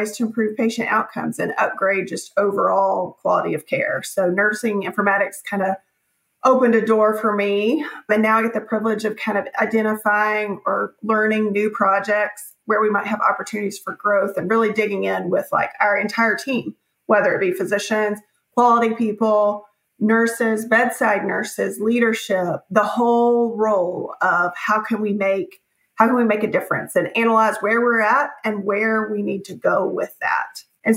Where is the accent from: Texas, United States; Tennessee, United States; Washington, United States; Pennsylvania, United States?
Tennessee, United States; Nashville; also born or lived in Knoxville / Memphis; I was born and raised here in Nashville